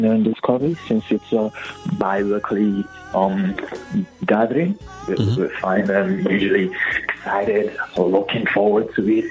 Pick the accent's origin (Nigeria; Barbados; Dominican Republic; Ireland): Nigeria; now in Columbia, United States